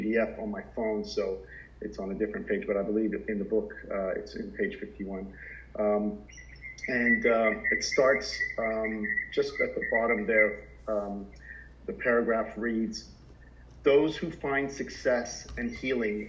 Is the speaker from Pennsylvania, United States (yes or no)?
no; Southern Florida, United States; now in Sydney, Australia; growing up in Southern Florida in the late 70s